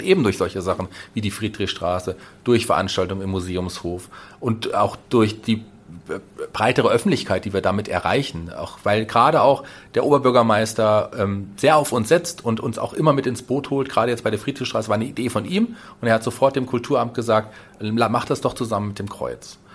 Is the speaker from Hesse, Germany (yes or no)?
yes; Fulda, Hesse, Germany; also born or lived in Berlin; Also ich bin gebürtiger Fuldaer, bin glücklich, in dieser wunderbaren Stadt zu wohnen